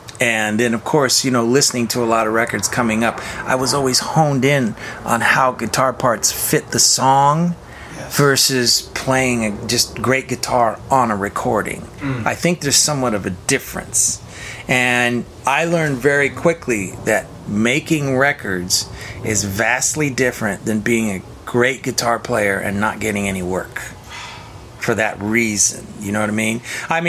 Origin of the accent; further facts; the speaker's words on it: Sacramento, California, United States; I grew up in Northern California, in South Sacramento, smallish town.